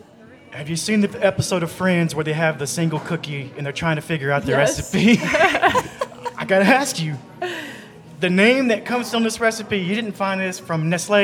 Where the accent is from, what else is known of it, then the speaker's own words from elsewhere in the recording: the South, United States; now in Utah, United States; I'm from the South